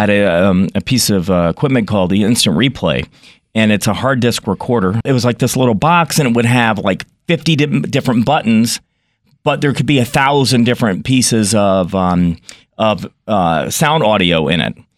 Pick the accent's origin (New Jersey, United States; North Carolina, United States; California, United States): North Carolina, United States; moved away; I grew up in North Carolina, but my family was in Connecticut